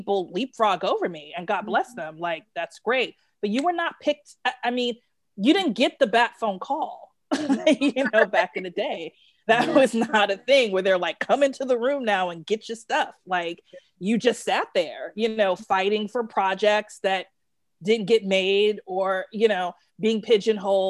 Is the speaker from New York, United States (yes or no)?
yes; New York City, New York, United States; I'm from Brooklyn.